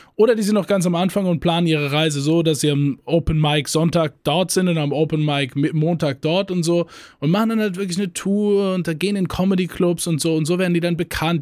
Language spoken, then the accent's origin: German; Germany; bei uns in Deutschland